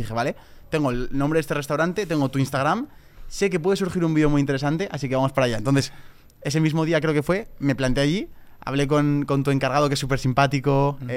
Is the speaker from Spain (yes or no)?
yes; Spain; le dije, tío, mira, vengo desde España, tengo un vídeo pensado